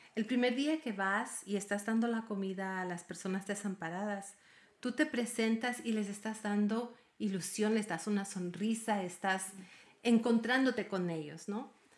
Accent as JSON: {"language": "Spanish", "country": "Ecuador", "moved": "yes", "lives_now": "United States", "said": "yo soy ecuatoriana y mi padre era argentino y vivo en los Estados Unidos"}